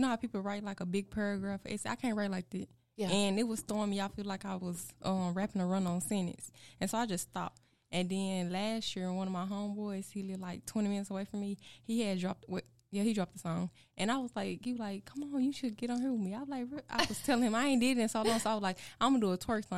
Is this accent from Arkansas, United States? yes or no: yes; Osceola, Arkansas, United States; accent: country; I'm from Arkansas, a small town named Osceola. I've been there all my life. I still reside there.